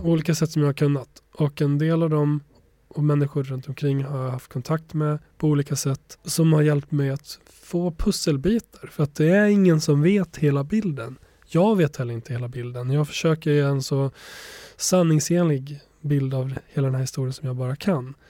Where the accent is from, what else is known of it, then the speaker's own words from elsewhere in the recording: Borlänge, Dalarna County, Sweden; Swedish is a second language; also born or lived in Kosovo; uppvuxen i Bålänge i Dalarna